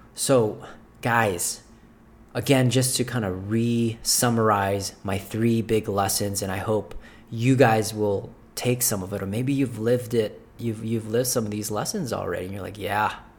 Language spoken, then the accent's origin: English; Philippines; moved away; I wasn't born here. I was born in Philippines.